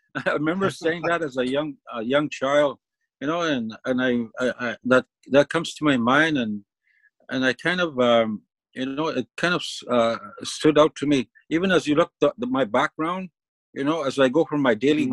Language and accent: English; Moose Factory, Ontario, Canada; moved away; Moose Factory comes to my mind, my hometown